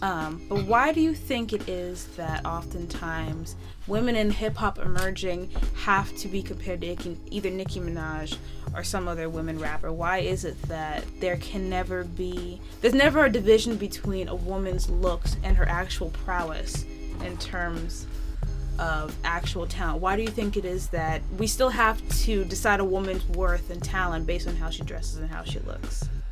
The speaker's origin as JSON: {"language": "English", "town": "Rancho Cucamonga", "region": "California", "country": "United States", "tie": "born or raised there", "moved": "yes", "said": "I'm from Rancho Cucamonga"}